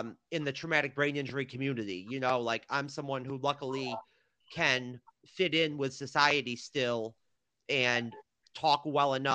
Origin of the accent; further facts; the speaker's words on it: near Cooperstown, New York, United States; I'm from near Cooperstown, New York